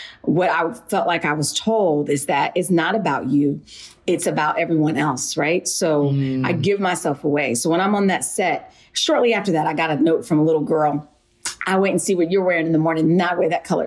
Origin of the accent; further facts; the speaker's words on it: Wichita, Kansas, United States; also born or lived in Philadelphia, Pennsylvania; now in New York, United States; I was born in Philly, but I was also raised in Wichita, Kansas.